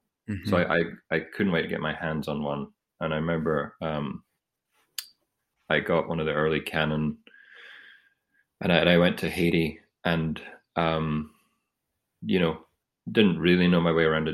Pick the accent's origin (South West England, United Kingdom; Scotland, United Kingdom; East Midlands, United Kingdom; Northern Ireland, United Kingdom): Scotland, United Kingdom; Edinburgh; also born or lived in Aberdeen; I grew up in Edinburgh, and I did my undergraduate in Aberdeen